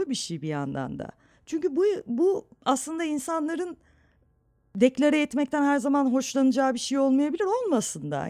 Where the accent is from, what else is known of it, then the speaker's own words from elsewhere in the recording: Istanbul, Turkey; Çatalçeşme e, Suadiye ile Bostancı'nın arasında çok tatlı eski bir semttir. E, çocukluğum da orada geçti.